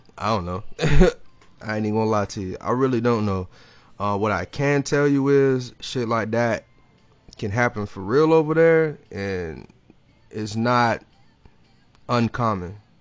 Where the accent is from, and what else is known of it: Jacksonville, Florida, United States